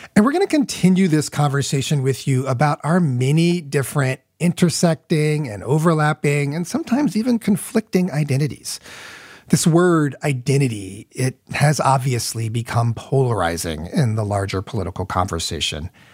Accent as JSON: {"language": "English", "region": "Midwest", "country": "United States", "tie": "born or raised there", "said": "I grew up in the Midwest"}